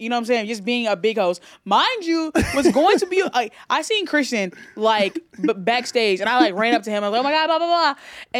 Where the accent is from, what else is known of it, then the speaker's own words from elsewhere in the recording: Alabama, United States; born there; Yeah, I was born in Alabama.